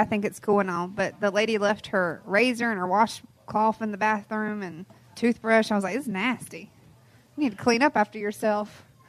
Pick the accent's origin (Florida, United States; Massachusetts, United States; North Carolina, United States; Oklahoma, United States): North Carolina, United States; Durham; I'm from Durham